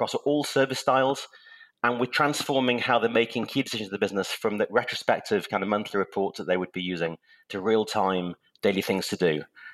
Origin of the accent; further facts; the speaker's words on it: Manchester, North West England, United Kingdom; moved away; also born or lived in Cheshire; I'm English. I was born in Manchester, England